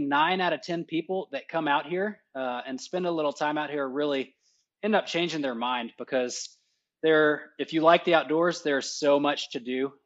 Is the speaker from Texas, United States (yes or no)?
yes; Texas, United States; moved away as an adult; now in Alamogordo, United States; I grew up in Texas, went to college in Texas